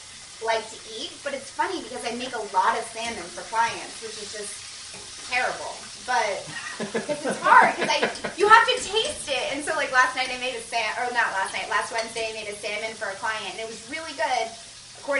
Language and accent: English; New Jersey, United States; also born or lived in Winston-Salem / Charleston; I'm from New Jersey.